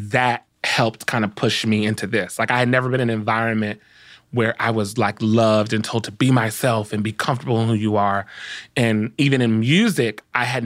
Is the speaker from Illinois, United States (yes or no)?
no; Compton, California, United States; I grew up in Compton